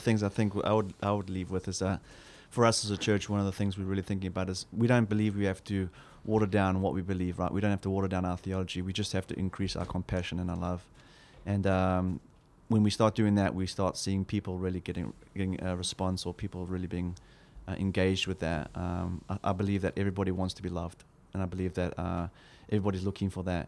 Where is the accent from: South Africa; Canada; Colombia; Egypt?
South Africa; as a South African, I grew up in a very hostile environment